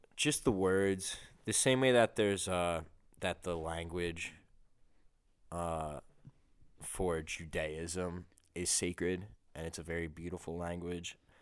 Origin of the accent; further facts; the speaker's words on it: Caldwell, New Jersey, United States; I'm like, "Caldwell."